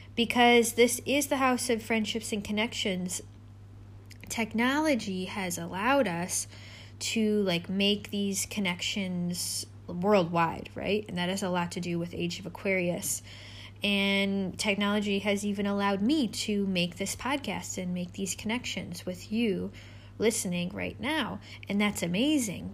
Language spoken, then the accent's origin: English; United States; my home country, which is America. I'm American.